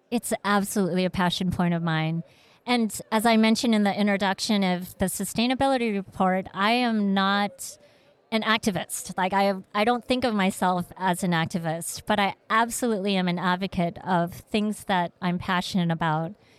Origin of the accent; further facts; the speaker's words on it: Vietnam; moved away; also born or lived in Malaysia / Seattle; I was born in Vietnam, and we were a refugee family